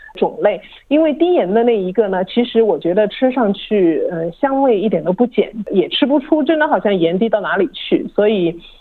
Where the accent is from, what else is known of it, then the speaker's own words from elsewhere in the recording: China; now in Australia; 我们中国人喜欢吃猪油